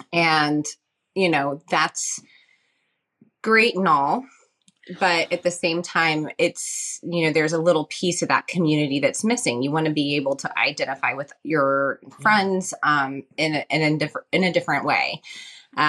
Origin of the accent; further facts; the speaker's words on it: Southern United States, United States; moved away as an adult; I grew up in the South, which is not exactly the most accepting place for, you know, gay people, and my dad was a Methodist minister, so.